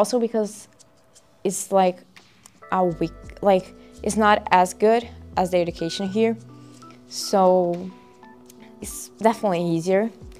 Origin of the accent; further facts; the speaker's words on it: Brazil; first language Portuguese; English is a second language; moved away as an adult; now in United States; It's easier to study there, definitely. One, because it's my first language, it's Portuguese